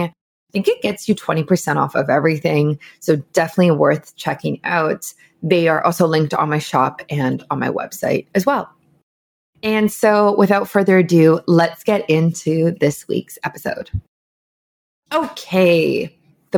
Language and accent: English; Canada; as a Canadian